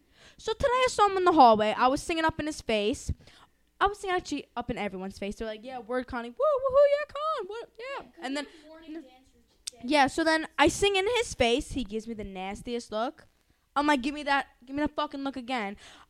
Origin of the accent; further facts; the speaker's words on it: Massapequa, New York, United States; I'm from Pequa, yeah. I'm from Pequa.